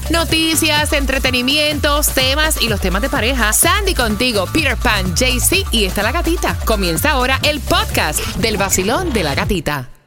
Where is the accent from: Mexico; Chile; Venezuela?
Venezuela; Yo, soy, yo, soy, venezolano, vale. ¡Eh, Venezuela!